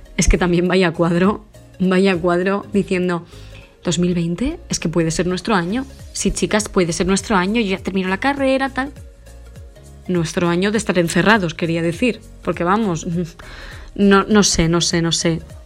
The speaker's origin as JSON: {"language": "Spanish", "town": "Huerta de Rey", "region": "Castile and León", "country": "Spain", "tie": "born or raised there", "also_born_or_lived": "Madrid", "moved": "as an adult", "said": "a mi pueblo, Huerta del Rey, que es un pueblecito pequeño de Burgos"}